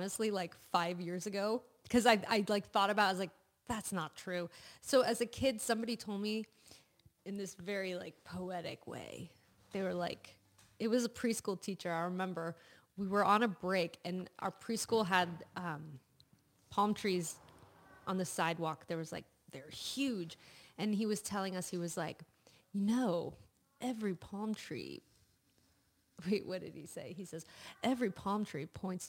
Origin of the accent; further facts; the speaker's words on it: Santa Monica, California, United States; I grew up in Santa Monica